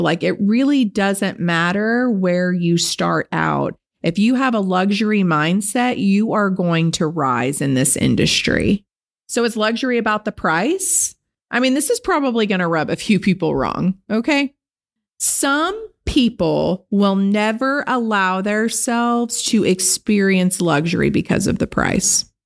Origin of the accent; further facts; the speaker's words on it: Benicia, California, United States; I grew up dirt poor on Bayview Circle in Benicia, California, in government housing in the ghetto